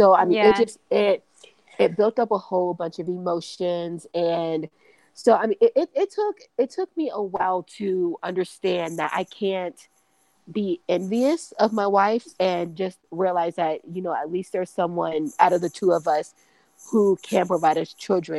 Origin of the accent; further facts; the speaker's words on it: Kentucky, United States; She's from Dallas and I'm from Kentucky, so I'm a military brat.